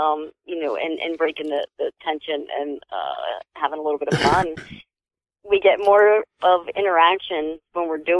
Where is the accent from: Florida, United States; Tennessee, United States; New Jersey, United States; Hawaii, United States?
New Jersey, United States; near Fieldsboro; right outside my hometown, called White Hill Mansion in Fieldsboro.